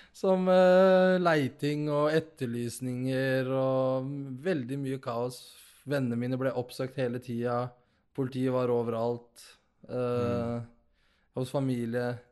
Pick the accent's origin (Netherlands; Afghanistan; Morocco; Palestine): Morocco; Nador, Oriental; now in Norway; Nador, der jeg er fra